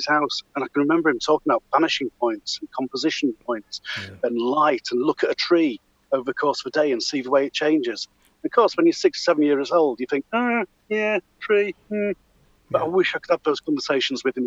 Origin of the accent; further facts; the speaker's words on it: Yorkshire and the Humber, United Kingdom; moved away as an adult; also born or lived in Beverley / York / Pontefract; now in Midlands, United Kingdom; spent many years living around Beverley area, around the York area, so North Yorkshire stroke East Yorkshire lad